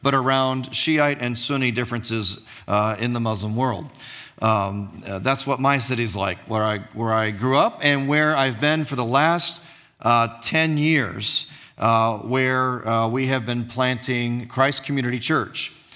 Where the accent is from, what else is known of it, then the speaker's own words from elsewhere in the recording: Dearborn, Michigan, United States; also born or lived in Jordan / East Coast of the United States; we came back to my hometown, which is Dearborn, Michigan. Uh, it's where I currently live